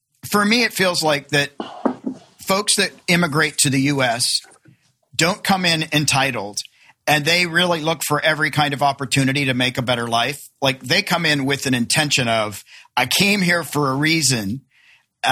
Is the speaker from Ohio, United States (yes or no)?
no; Clarksville, Tennessee, United States; I grew up in Tennessee. I grew up in Clarksville, Tennessee, a very small town at the time